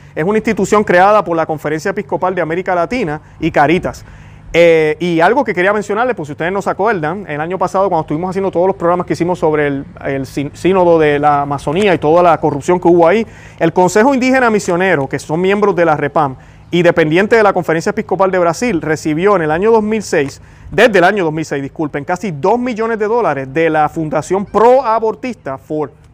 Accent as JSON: {"language": "Spanish", "country": "Puerto Rico", "said": "en mi caso Puerto Rico. Y yo puedo decir hoy que soy puertorriqueño"}